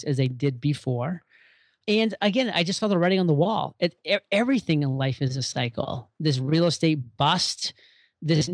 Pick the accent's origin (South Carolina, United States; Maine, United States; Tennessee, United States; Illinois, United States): Maine, United States; moved away as an adult; move back to my home state of Maine